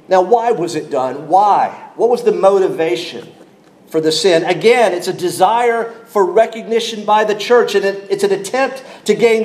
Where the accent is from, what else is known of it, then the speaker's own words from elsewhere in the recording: North Carolina, United States; I grew up in North Carolina